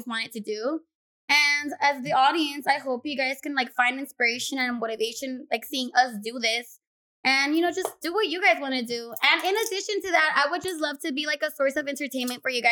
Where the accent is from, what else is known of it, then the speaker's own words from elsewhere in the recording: Los Angeles, California, United States; I was born and raised in South Central Los Angeles